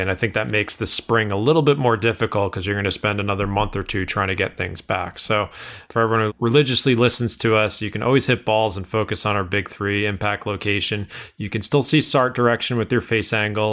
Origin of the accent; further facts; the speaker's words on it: Northeast, United States; I'm from the Northeast.